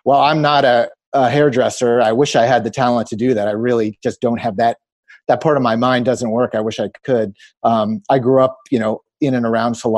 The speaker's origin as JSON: {"language": "English", "town": "Rockville", "region": "Maryland", "country": "United States", "tie": "born or raised there", "said": "I grew up in Rockville, Maryland. So, you know, DC suburbs"}